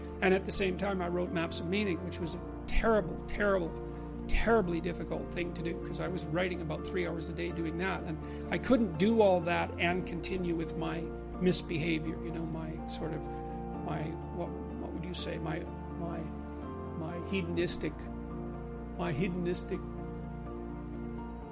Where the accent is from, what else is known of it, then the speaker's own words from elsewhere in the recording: Fairview, Alberta, Canada; I was from Northern Alberta, this rough little town up in Northern Alberta called Fairview